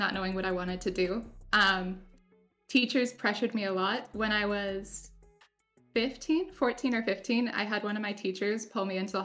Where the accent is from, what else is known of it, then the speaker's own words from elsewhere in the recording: Canada; I'm Canadian